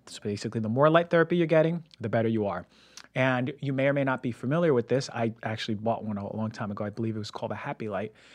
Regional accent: United States; moved away as an adult; also born or lived in Connecticut / Pennsylvania / Ecuador (ancestry) / Puerto Rico (ancestry); now in West Coast, United States; growing up in New Jersey, New York

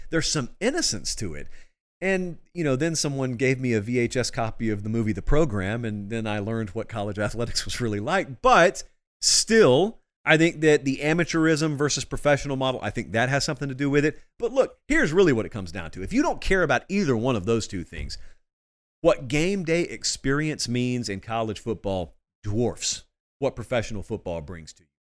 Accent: Georgia, United States; for those of us from Georgia

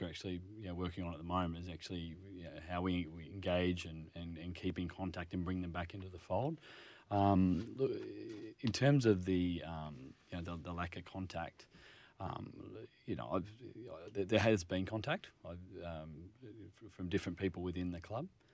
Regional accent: Northern Rivers, New South Wales, Australia; moved away; I'm originally from the Northern Rivers

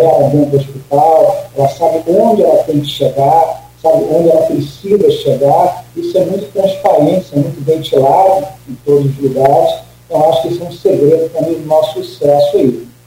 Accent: Rio de Janeiro, Brazil; moved away as an adult; now in Campos dos Goytacazes, Brazil; Eu sou do Rio de Janeiro. Eu cheguei aqui em Campo de Atacado em abril.

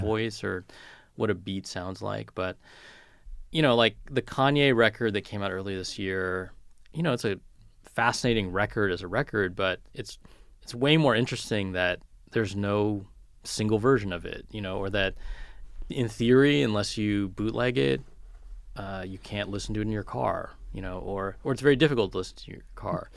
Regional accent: California, United States; moved away; growing up in California

